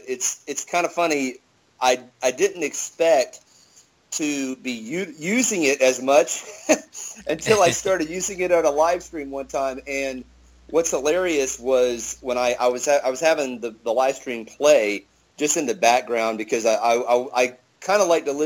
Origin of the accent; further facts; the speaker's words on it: Charleston, South Carolina, United States; moved away as an adult; also born or lived in Miami, Florida; now in Charlotte, United States; I'm originally from Charleston, South Carolina. I was basically born and raised there. About the only other city I ever lived in besides Charleston and before my Air Force years was Miami, Florida.